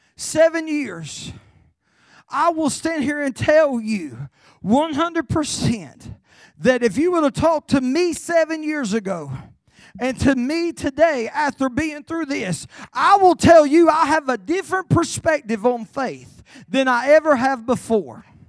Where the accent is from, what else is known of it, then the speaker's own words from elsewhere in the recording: Carolina, United States; I'm from Carolina